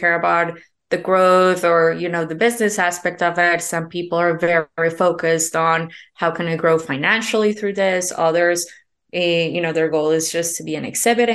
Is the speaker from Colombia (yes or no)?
yes; Colombia; moved away; I'm originally from Colombia.